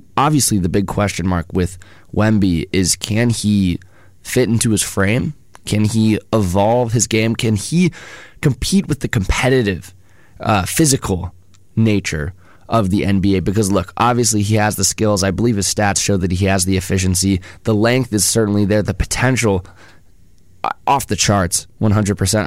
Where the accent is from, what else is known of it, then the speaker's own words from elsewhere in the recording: Bay Area, California, United States; as a Bay Area resident myself